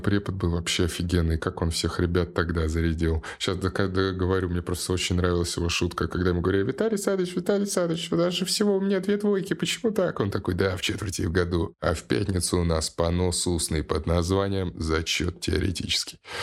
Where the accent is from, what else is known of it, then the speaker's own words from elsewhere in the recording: Saint Petersburg, Russia; я же в Питере вырос